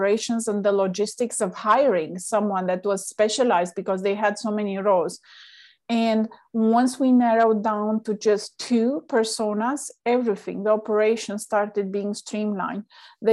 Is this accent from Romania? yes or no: yes; Romania; moved away; I'm originally from Romania